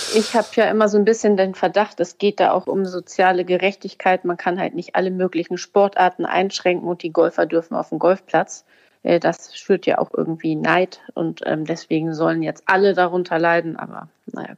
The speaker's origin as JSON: {"language": "German", "region": "Hamburg", "country": "Germany", "said": "als Hamburger"}